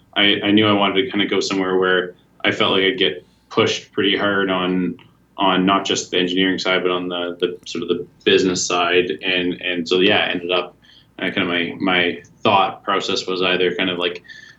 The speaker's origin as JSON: {"language": "English", "town": "Collingwood", "region": "Ontario", "country": "Canada", "tie": "born or raised there", "also_born_or_lived": "Hamilton, Ontario", "said": "I grew up in Collingwood and then went to school at it's McMaster University in Hamilton"}